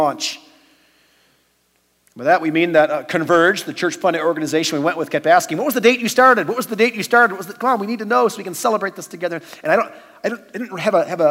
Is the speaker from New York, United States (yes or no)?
no; Chicago, Illinois, United States; moved away as an adult; now in Utah, United States; born and raised in the Chicago area